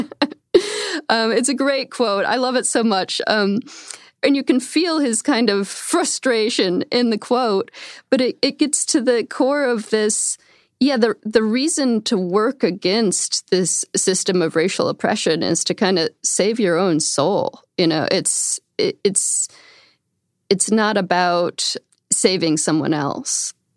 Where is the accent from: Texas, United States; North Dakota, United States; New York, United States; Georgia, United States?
New York, United States; outside of Albany, upstate; I grew up in upstate New York, outside of Albany